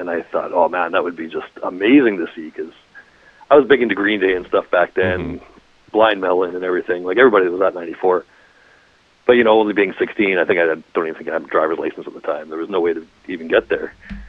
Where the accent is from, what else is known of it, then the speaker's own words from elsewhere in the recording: Winnipeg, Manitoba, Canada; also born or lived in Saskatchewan; I was born in Winnipeg, but then he got transferred to Saskatchewan, then he got transferred back to Winnipeg again, like all through my school years, right?